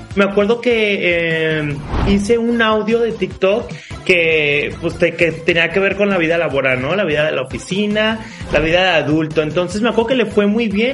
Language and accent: Spanish; Guadalajara, Jalisco, Mexico; soy de Guadalajara, Jalisco, México.